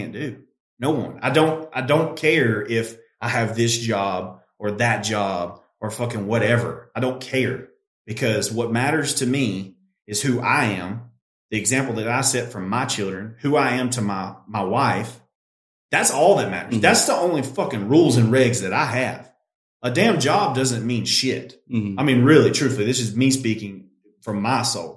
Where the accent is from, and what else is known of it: United States